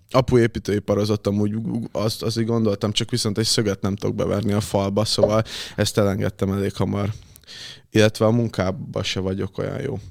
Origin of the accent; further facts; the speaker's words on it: Érd, Pest, Hungary; moved away as an adult; now in Budapest, Hungary; érden nőttem fel. na, talán ott, ott, ott laktam egészen két évvel ezelőttig, utána költöztem most be Pestre önállóan.